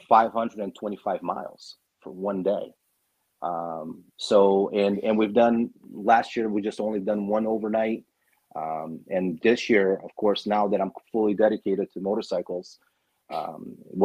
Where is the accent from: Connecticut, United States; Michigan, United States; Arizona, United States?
Arizona, United States; also born or lived in Brazil; I was born in Brazil and I was raised here